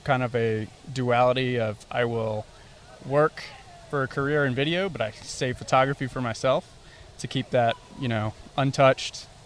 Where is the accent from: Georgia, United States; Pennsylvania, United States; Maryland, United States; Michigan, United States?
Georgia, United States; Blairsville; also born or lived in Florida; I was born in Florida and raised in Blairsville, Georgia